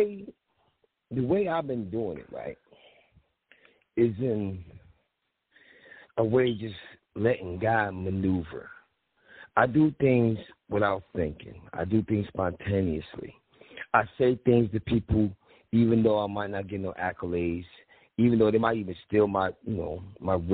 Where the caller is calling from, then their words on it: Philadelphia, Pennsylvania, United States; I'm calling from Philly.